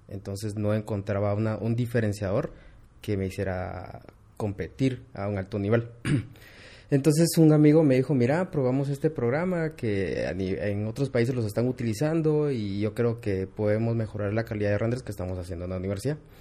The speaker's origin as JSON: {"language": "Spanish", "region": "Quetzaltenango", "country": "Guatemala", "said": "regresé a Shela, yo soy de Shela"}